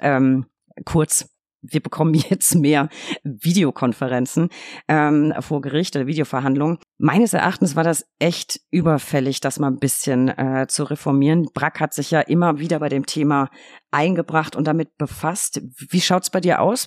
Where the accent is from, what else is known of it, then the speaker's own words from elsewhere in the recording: Bavaria, Germany; Ich komme aus Bayern, natürlich bin ich katholisch.